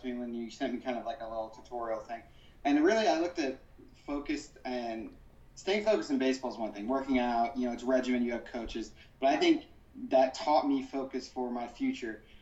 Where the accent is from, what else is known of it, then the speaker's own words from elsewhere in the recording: Florissant, Missouri, United States; We grew up in Ferguson, Florissant, Missouri